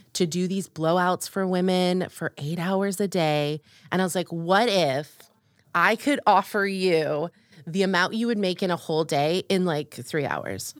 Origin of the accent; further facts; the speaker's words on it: Orlando, Florida, United States; moved away as an adult; also born or lived in upstate New York / Nashville / New York City; now in North Carolina, United States; I grew up in Orlando, Florida.